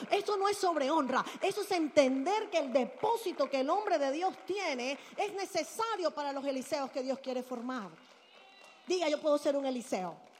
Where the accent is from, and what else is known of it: Barranquilla, Atlántico, Colombia; born or raised there; moved away